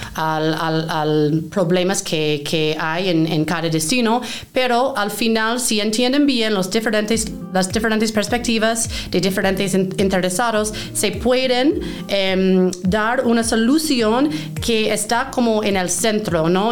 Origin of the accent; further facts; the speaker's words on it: Maine, United States; Spanish is a second language; moved away as an adult; also born or lived in New York / Peru; soy originalmente de Maine, es el estado más noreste del país eh, en Estados Unidos